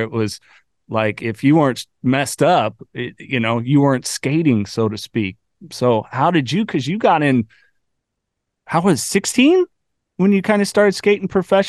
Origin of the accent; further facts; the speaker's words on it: near Santa Cruz, California, United States; I grew up near Santa Cruz, California